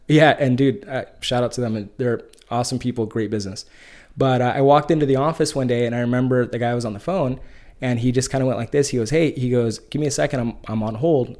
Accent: Bakersfield, California, United States; moved away as an adult; now in San Diego, United States; I grew up in the Central Valley, uh, grew up in Bakersfield, California

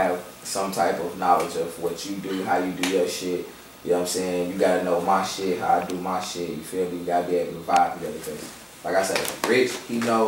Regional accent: Chicago, Illinois, United States; now in Tulsa, United States; I'm from Chicago. I love Chicago. Born and raised

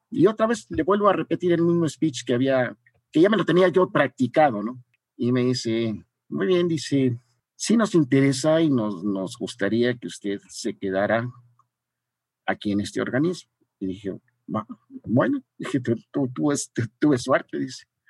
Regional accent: Mexico

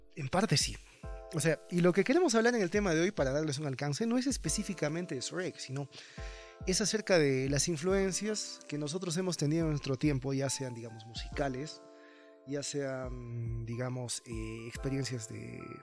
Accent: Cusco, Peru; como peruanos y como cusqueños

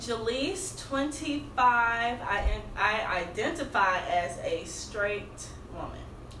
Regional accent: Atlanta, Georgia, United States; I'm from East Atlanta.

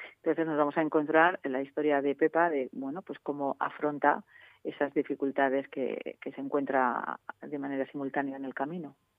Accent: Soria, Castile and León, Spain; moved away; soy soriana de pro, me encanta mi tierra

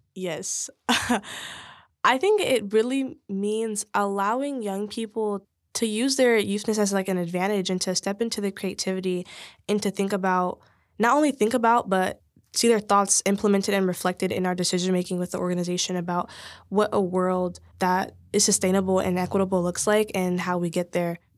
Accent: Oakland, California, United States; I grew up in East Oakland.

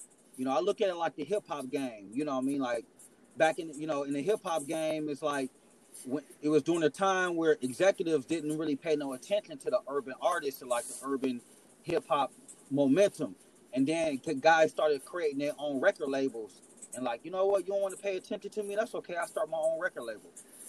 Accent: Midwest, United States; I'm from, you know, I'm an hour from Chicago. I'm in the Midwest

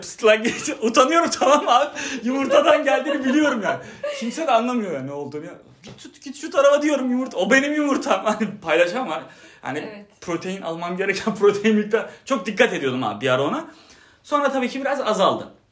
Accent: Turkey

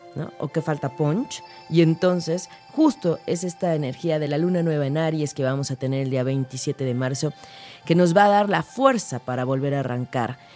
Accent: Mexico; nosotros pues como mexicanos

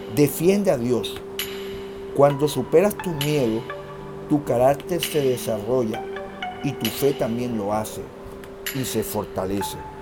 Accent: Colombia; Somos colombianos, somos personas trabajadoras

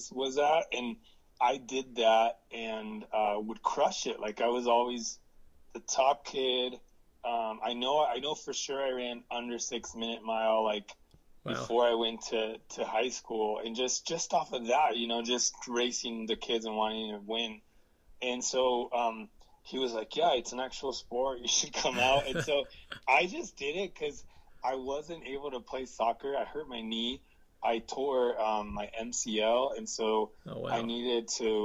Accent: central coast of California, United States; I was born actually in Southern California, and both of my parents are migrant workers, and they already knew California pretty well because they would come in and work every year. And we were lucky to move to a farm in the central coast of California

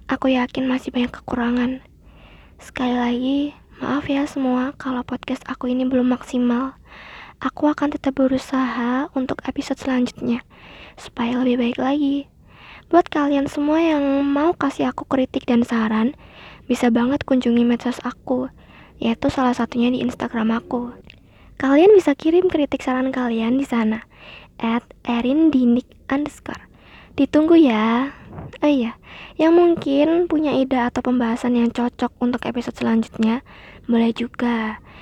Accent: East Java, Indonesia; now in Surakarta, Indonesia; Aku asli orang Jawa Timur, tapi aku tinggal di Solo. Ayah aku dari Tawangmangu dan ibu aku dari Pacitan.

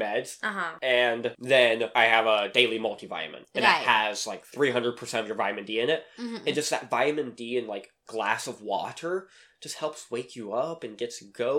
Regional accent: Pennsylvania, United States; moved away; Because I'm from Pennsylvania.

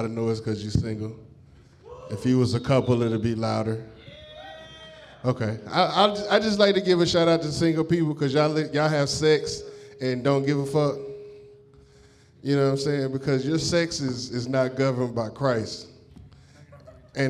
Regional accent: Detroit, Michigan, United States; moved away; I'm from Detroit

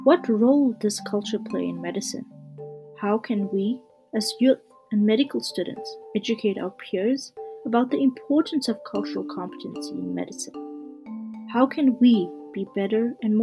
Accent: Canada; I'm a Canadian medical student

